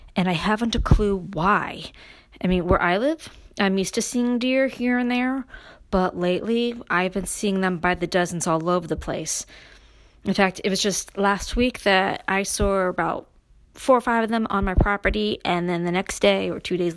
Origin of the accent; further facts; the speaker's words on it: New York City, New York, United States; moved away; me growing up in Brooklyn and moving to upstate New York